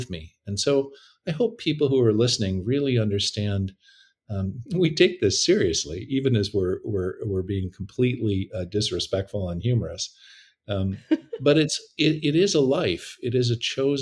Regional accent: Canada; moved away as an adult; also born or lived in Toronto; now in San Francisco, United States; I'm Canadian.

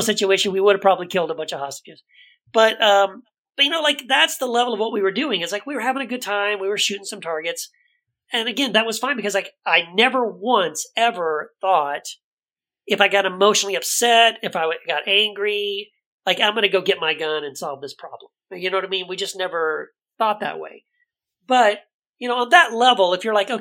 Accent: El Paso, Texas, United States; when I grew up in El Paso, I was a conservative Christian.

